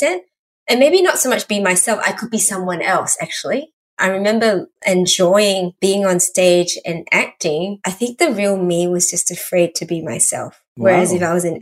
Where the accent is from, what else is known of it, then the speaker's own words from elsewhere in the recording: Singapore; first language English; also born or lived in Malaysia; I was born in Malaysia. We moved to Singapore when I was about 4.